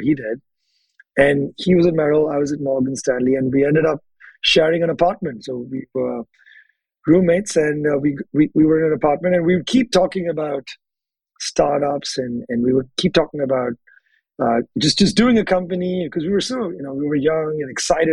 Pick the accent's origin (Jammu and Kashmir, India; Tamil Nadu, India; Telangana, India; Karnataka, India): Telangana, India; Hyderabad; moved away as an adult; now in United States; we grew up in the same city of Hyderabad in India